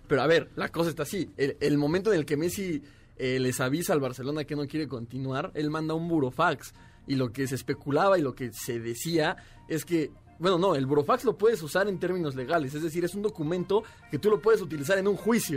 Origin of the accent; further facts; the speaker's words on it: Toluca, State of Mexico, Mexico; moved away; yo soy de Toluca